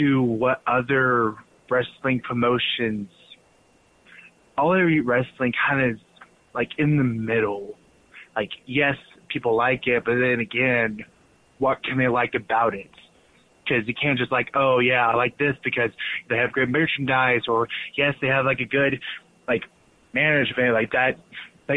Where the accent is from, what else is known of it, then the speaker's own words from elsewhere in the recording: Texas, United States; I am from Texas